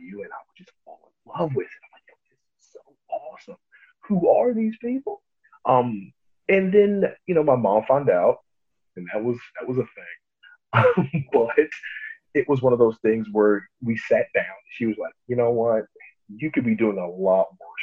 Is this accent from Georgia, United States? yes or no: yes; Atlanta, Georgia, United States; also born or lived in New York; So we just packed up and moved to Atlanta